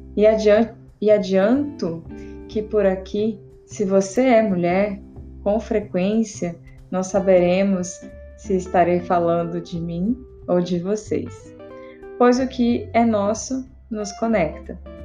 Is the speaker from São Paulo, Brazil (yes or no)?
no; interior of Rondônia, Brazil; sou do interior de Rondônia